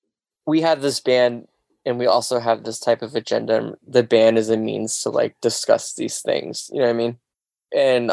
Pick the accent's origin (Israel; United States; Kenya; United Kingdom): United States; Pacific Northwest; I'm from the Northwest